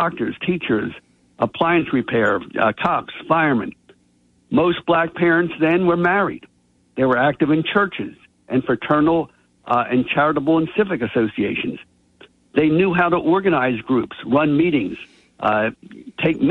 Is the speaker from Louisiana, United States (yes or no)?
no; Atlantic City, New Jersey, United States; growing up in Atlantic City